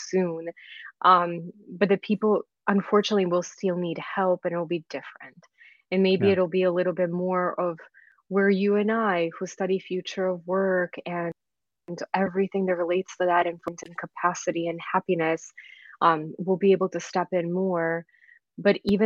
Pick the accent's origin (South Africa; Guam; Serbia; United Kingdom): Serbia; Belgrade; moved away; I'm from former Yugoslavia. I was born and raised in Belgrade, and my family and I left in 1992